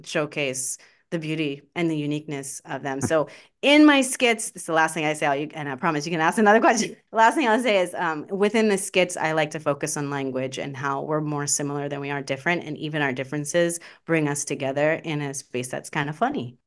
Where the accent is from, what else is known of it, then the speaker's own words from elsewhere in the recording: Baltimore, Maryland, United States; I'm from Baltimore, uh, Maryland.